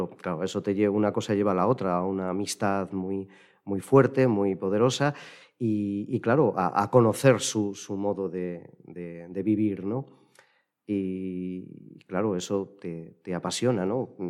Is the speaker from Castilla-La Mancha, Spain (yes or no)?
yes; Villanueva de los Infantes, Castilla-La Mancha, Spain; la participación en el coro de mi pueblo, en Villanueva de los Infantes, pues desde que yo era, desde antes de irme a la escolanía